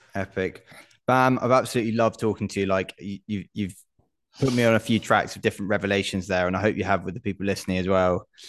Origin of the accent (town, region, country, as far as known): United Kingdom